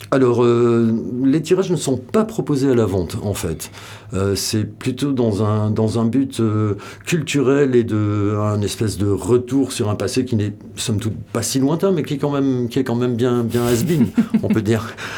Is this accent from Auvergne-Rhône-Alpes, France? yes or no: no; Biarritz, Nouvelle-Aquitaine, France; moved away as an adult; also born or lived in Bayonne / Paris; je suis né euh, dans le Pays Basque, euh, à Biarritz, enfin, je suis né à Bayonne. Mais j'ai vécu toute mon adolescence là-bas, entre Biarritz